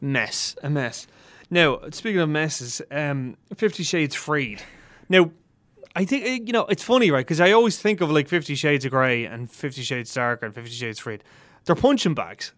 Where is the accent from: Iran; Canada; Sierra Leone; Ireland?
Ireland; we are Irish film journalists